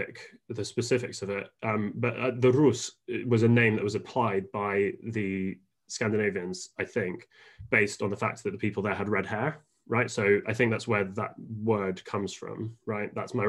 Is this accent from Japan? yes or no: yes; Japan; born there; I was born in Japan. My mum was a journalist out there with The Economist, and my dad was a lawyer, shipping lawyer.